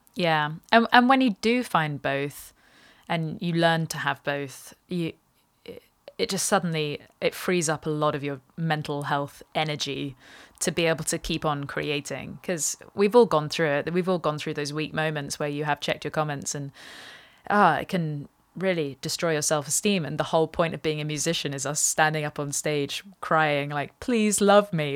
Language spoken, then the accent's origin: English; England, United Kingdom; me also being English